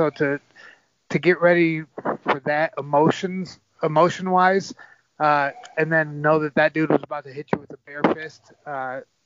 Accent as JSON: {"language": "English", "town": "Ann Arbor", "region": "Michigan", "country": "United States", "moved": "yes", "said": "I take a lot of pride in the fact that I'm from Ann Arbor"}